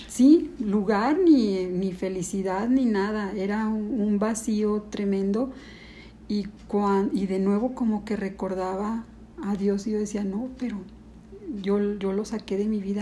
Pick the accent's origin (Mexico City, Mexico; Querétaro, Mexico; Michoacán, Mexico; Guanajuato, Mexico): Guanajuato, Mexico; León; also born or lived in Ciudad Juárez, Chihuahua; yo nací en Ciudad Juárez, llegué a vivir aquí a León como a los nueve años